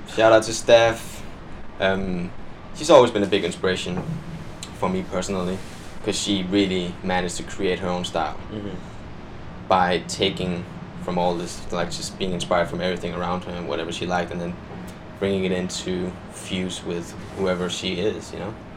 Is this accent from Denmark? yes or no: yes; Denmark; English is a second language; moved away as an adult; now in London, United Kingdom; I'm from Denmark